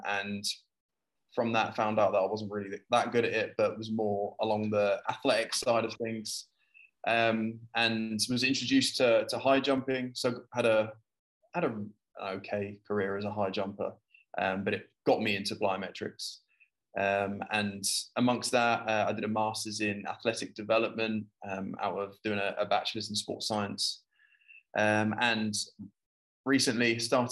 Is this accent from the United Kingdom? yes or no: yes; United Kingdom; now in Abu Dhabi, United Arab Emirates; I'm British, if you can understand my accent